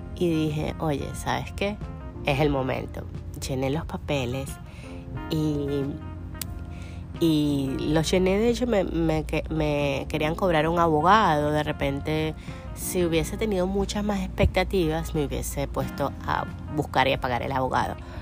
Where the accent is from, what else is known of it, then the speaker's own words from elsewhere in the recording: Venezuela; moved away as an adult; now in United States; Venezuela, que, que es mi país natal.